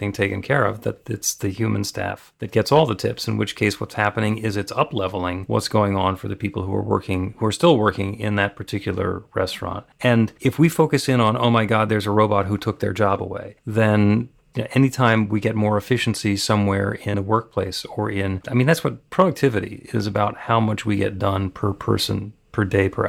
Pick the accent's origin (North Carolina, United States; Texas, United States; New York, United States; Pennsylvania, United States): New York, United States; outside; I grew up outside New York and I went to school at NYU.